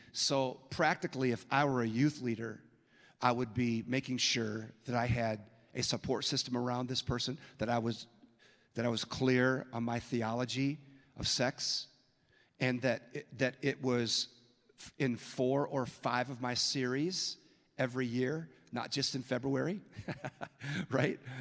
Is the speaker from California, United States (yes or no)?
yes; San Francisco, California, United States; now in Minneapolis, United States; I was born in San Francisco, and I live in Minneapolis